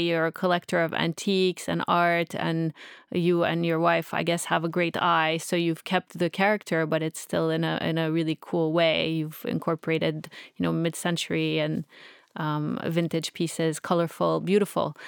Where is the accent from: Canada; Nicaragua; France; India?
Canada; I'm just Canadian